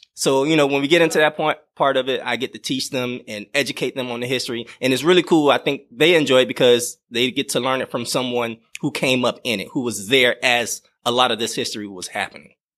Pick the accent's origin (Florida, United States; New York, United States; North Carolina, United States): Florida, United States; Miami; moved away; I grew up in Miami, Florida